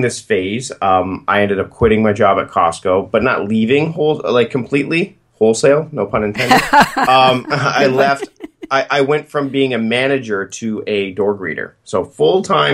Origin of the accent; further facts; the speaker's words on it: Hamilton, Ontario, Canada; moved away as an adult; also born or lived in Port Coquitlam, British Columbia / Victoria, British Columbia; I'm originally from Hamilton, Ontario